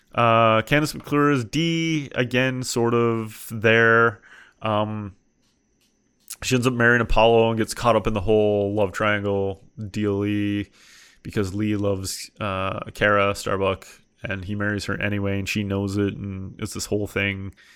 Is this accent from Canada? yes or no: yes; Canada; I'm from Canada and I've heard this accent so many times